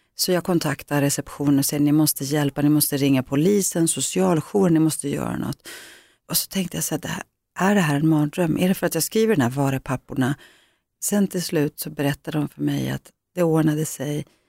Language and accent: Swedish; Greece; now in Sweden; min grekiska kultur, där jag kommer ifrån